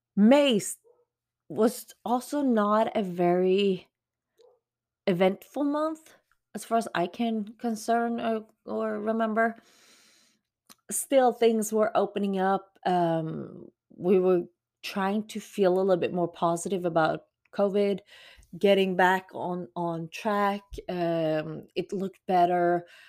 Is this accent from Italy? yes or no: no; Sweden; now in Texas, United States; especially for me as a Swede being quote unquote, used to it. Um, I had a lot of advantages of growing up in Sweden